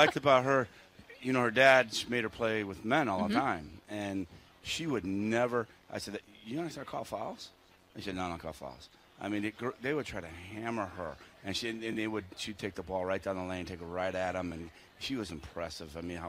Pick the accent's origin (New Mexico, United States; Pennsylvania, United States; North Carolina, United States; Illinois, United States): Illinois, United States; Rockford; moved away as an adult; also born or lived in Indiana; now in Bloomington, United States; I was a kid growing up in Rockford, Illinois